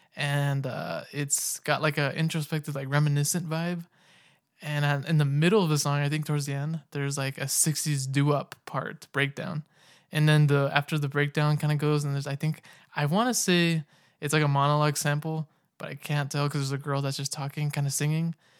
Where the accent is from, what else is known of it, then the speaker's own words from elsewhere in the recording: Sacramento, California, United States; now in Utah, United States; I'm originally from Sacramento, California.